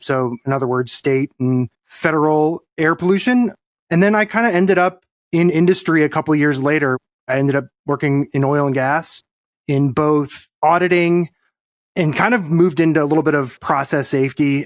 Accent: Colorado, United States; moved away as an adult; now in Texas, United States; I grew up in Colorado

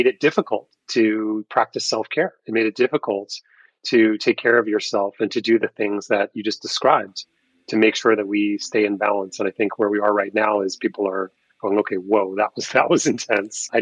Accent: New York, United States; I grew up in New York in a very sort of New York-centric environment in childhood

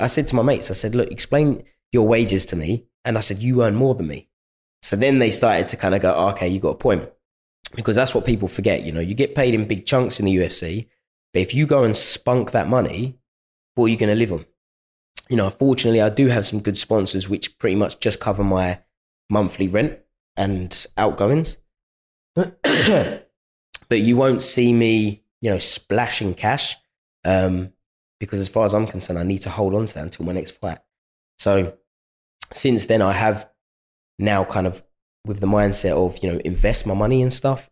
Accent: London, United Kingdom; my hometown

